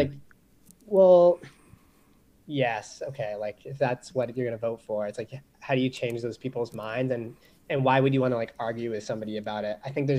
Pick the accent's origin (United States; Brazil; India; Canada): Canada; British Columbia; I grew up on the West Coast, so people don't even know I'm Canadian because I don't have an accent really.